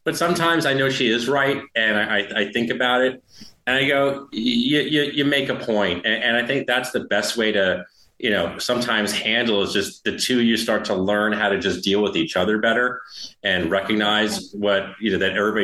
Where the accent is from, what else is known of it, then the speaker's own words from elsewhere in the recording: New York, United States; I'm a New Yorker